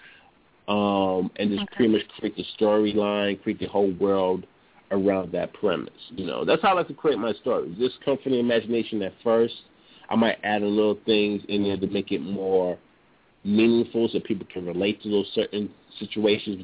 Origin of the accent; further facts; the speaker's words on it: New York City, New York, United States; I grew up in New York, grew up in Brooklyn, grew up in the projects